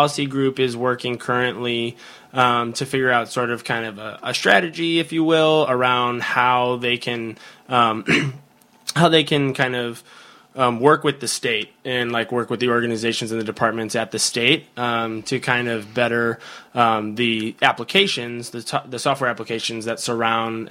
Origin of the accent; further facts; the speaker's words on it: Chicago, Illinois, United States; I'm from Chicago